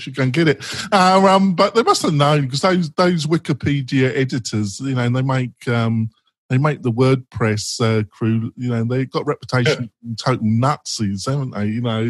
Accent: England, United Kingdom; I'm English

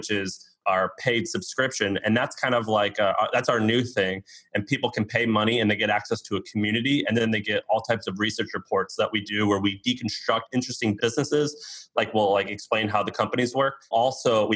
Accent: Missouri, United States; I'm from Missouri

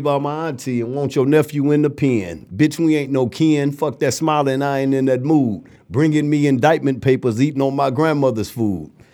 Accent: Flint, Michigan, United States; also born or lived in Ann Arbor; Flint was a, was a beautiful place to grow up

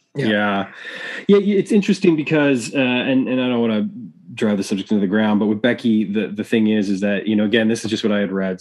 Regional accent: Chicago, Illinois, United States; my hometown of Chicago, Illinois

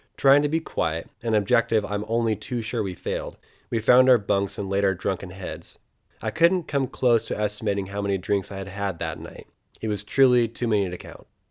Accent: Oregon, United States; I'm from Oregon

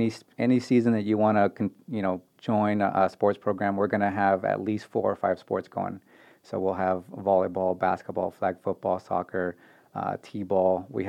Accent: Bay Area, California, United States; moved away; I am from the Bay Area

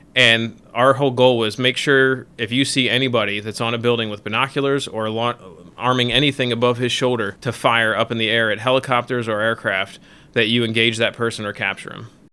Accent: Millersville, Maryland, United States; I grew up in Millersville, Maryland

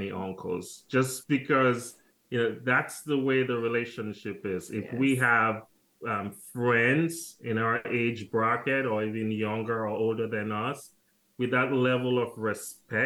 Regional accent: Freetown, Western Area, Sierra Leone; also born or lived in California / Sonora, California; now in Maryland, United States; We're from Sierra Leone, and that's a tiny country in West Africa. We were born and raised in the capital city, Freetown

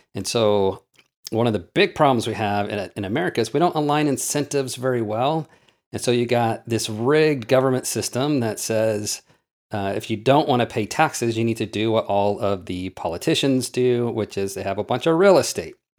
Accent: Oklahoma, United States; I grew up in Oklahoma dirt poor.

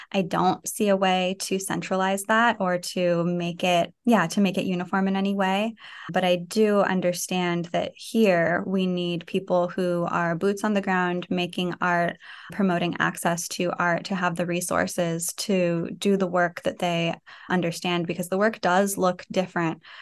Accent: Fresno, California, United States; moved away as an adult; also born or lived in San Francisco / New York / Syracuse; growing up in Fresno

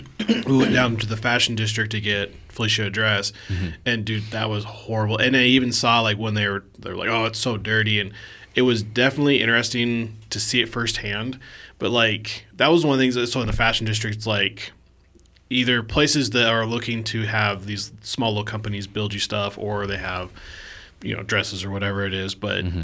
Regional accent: United States; Like, I'm American.

